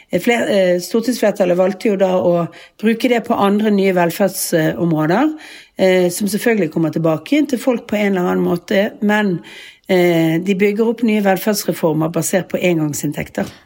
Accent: Bergen, Vestland, Norway; moved away as an adult; now in Oslo, Norway; vi har jo hus og bolig som vi, som vi bor i når vi er hjemme i Bergen

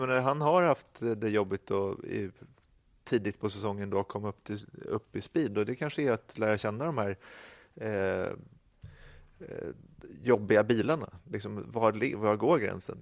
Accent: Sweden; vi som svenskar

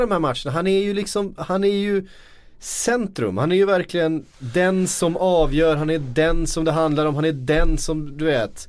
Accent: Sweden; vi är svenskar

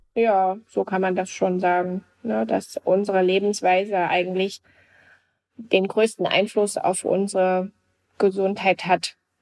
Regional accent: GDR, East Germany, Germany; ich bin also noch in der DDR mit aufgewachsen.

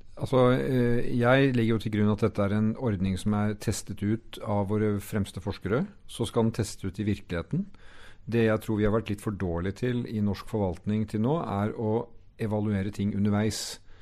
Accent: Norway; hvem vi er som nordmenn

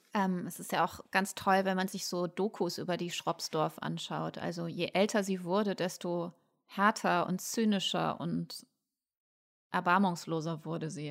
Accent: Ruhr area, North Rhine-Westphalia, Germany; Ich komme aus dem Ruhrgebiet

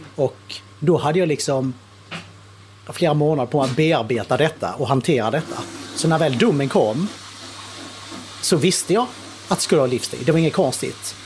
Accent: Skåne, Sweden; also born or lived in Kristianstad / United States; Ja, jag är född nere i Skåne, på Kristianstad BB. Uh, uppväxt i Sverige, nere i Skåne, nästan hela uppväxten utom två och ett halvt år som jag gick i skola i USA

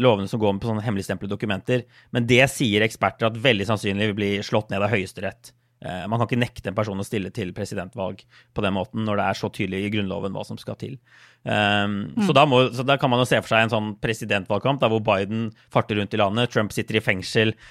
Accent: Norway; moved away; hjemme i Norge

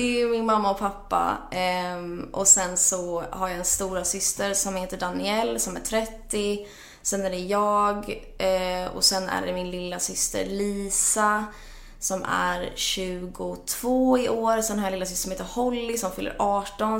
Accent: Jönköping, Jönköping County, Sweden; also born or lived in Norrköping / England; när jag var fyra och ett halvt så flyttade vi till Jönköping där jag växte upp

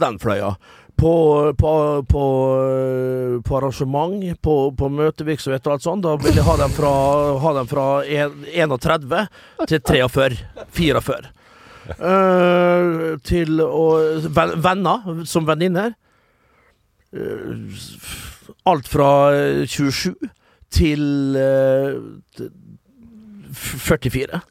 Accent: Vestnes, Møre og Romsdal, Norway; moved away; also born or lived in Kristiansand; som vi sier hjemme på Vestnes

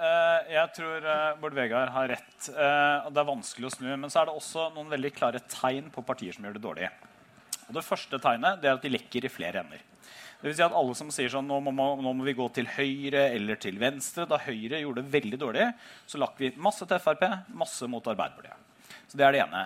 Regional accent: Telemark, Norway; da stilte jeg til valg hjemme i Telemark for første gang

